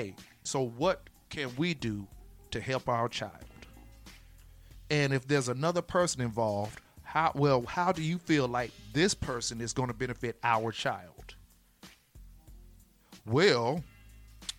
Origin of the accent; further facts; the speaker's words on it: Florida, United States; I'm from Florida